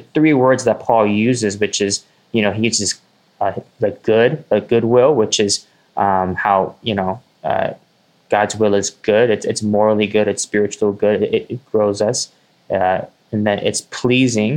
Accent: United States; for us as American Christians

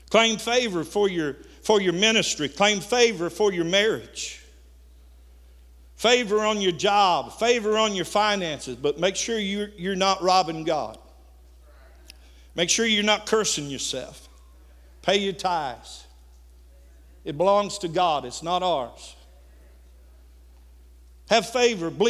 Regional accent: Missouri, United States; course, I'm from Missouri.

